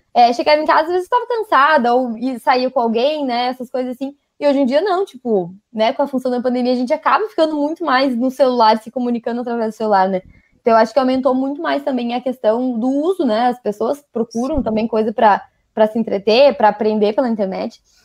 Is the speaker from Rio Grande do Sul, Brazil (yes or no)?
yes; Rio Grande do Sul, Brazil; accent: gaúcho; Sou gaúcha. Então já não estranho o meu sotaque que eu falo uns leite quente